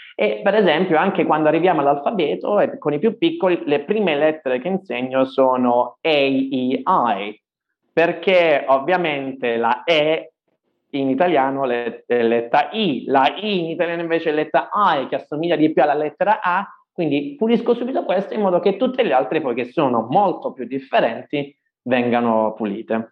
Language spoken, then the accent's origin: Italian; Ireland; now in Italy; essendomi trasferito insomma da giovane in Irlanda, avendo fatto le scuole in Irlanda e così via, sono considerato madrelingua, mm-hmm. uh, proprio, sono irlandese